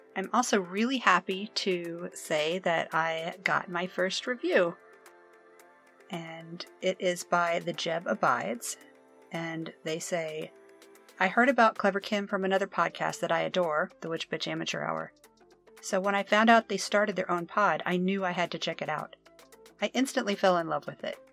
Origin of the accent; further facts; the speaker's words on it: Virginia, United States; I'm from Virginia.